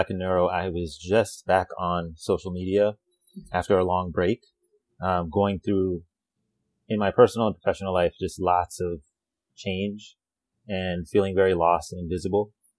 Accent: New Mexico, United States; So my family is from Puerto Rico, but I grew up in New Mexico.

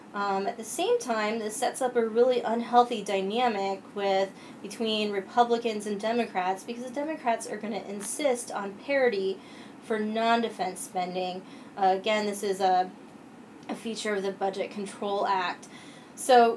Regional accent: Williamsport, Pennsylvania, United States; now in Washington, D.C., United States; I grew up in North Central Pennsylvania, Williamsport, home of Little League Baseball.

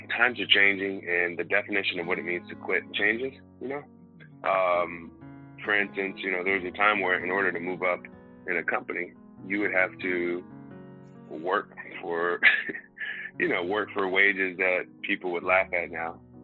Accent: Houston, Texas, United States; I'm from Houston, Texas

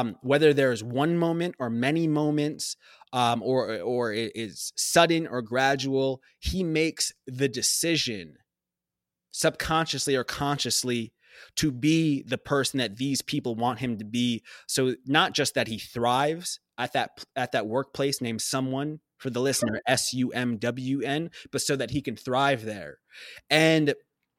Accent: Long Island, New York, United States; also born or lived in Abu Dhabi; a young person growing up on Long Island

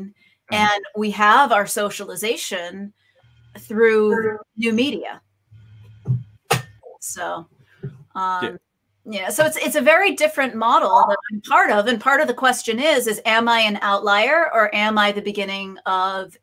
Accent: Boston, Massachusetts, United States; also born or lived in Kona; now in Florida, United States; I'm originally from Boston.

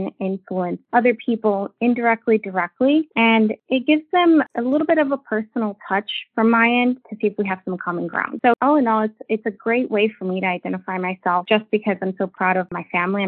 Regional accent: North Carolina, United States; also born or lived in Mexico; my family did move to North Carolina

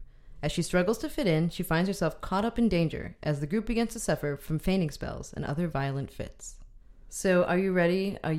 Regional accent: Cleveland, Ohio, United States; now in Oakland, United States; I am from Cleveland

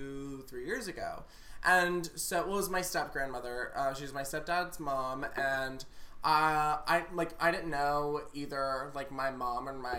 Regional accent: Florida, United States; I lived in, like, a very normal, like, suburban kind of neighborhood growing up in Florida.

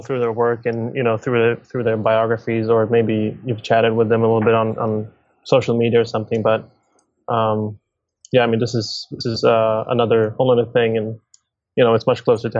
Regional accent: Stockholm, Stockholm County, Sweden; I'm born and raised in Stockholm, Sweden

